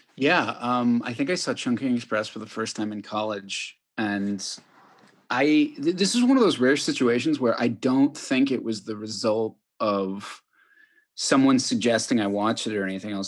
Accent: Chicago, Illinois, United States; I grew up in Chicago

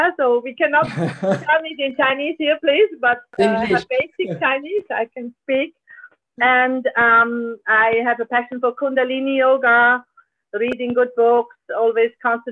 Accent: Zurich, Switzerland; I'm originally from Zurich, and I spent most of the time, my school time in Zurich.

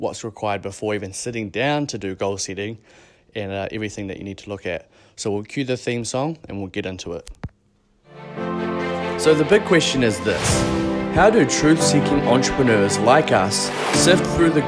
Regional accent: Christchurch, Canterbury, New Zealand; now in Bali, Indonesia; home in Christchurch, New Zealand

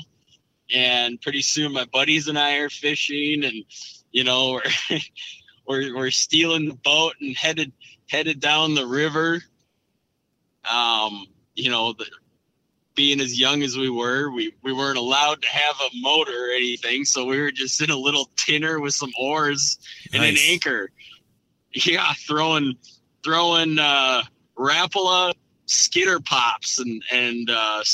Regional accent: Brainerd Lakes area, Minnesota, United States; Grew up in kind of central Minnesota, central northern Minnesota, and born and raised here around the Brainerd Lakes area.

